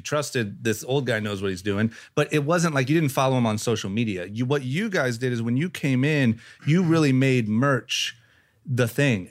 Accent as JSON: {"language": "English", "town": "Akron", "region": "Ohio", "country": "United States", "tie": "born or raised there", "also_born_or_lived": "Los Angeles", "moved": "as an adult", "said": "I grew up in Ohio"}